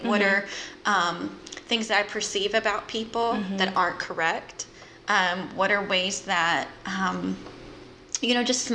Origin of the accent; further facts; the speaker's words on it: just south of Memphis, Mississippi, United States; now in Jacksonville, United States; I grew up in Mississippi, just south of Memphis